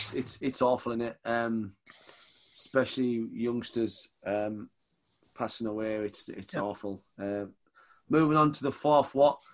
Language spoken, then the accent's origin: English; the north of England, United Kingdom; accent: northern; me being like northern as shit